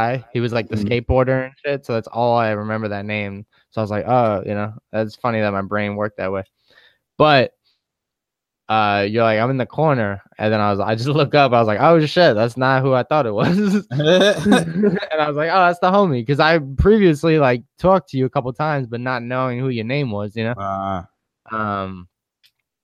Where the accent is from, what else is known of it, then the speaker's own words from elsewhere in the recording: New York, United States; moved away; being back home in New York